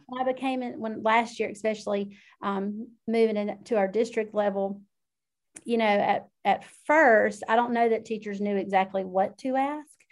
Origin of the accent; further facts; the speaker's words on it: South Georgia, United States; I am from South Georgia, if you can't already tell by my accent